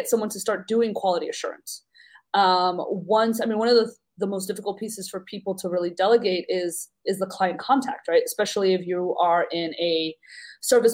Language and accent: English; New York, United States; I'm from New York